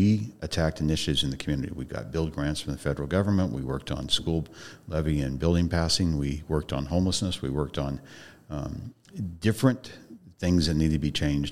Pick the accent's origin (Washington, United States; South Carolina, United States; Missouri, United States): Washington, United States; Deer Park; I grew up in Deer Park, north of Spokane.